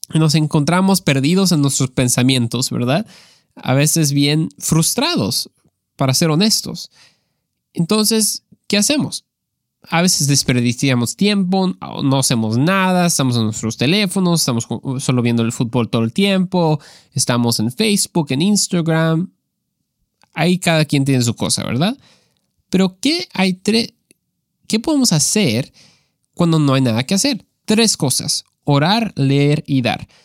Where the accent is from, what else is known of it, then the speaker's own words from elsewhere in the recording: Mexico; creciendo en México